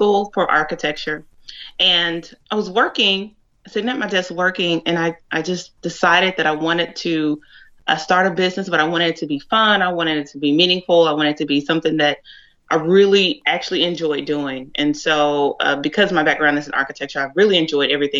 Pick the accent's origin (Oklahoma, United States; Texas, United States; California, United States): Texas, United States; Dallas; I'm originally from the Dallas area.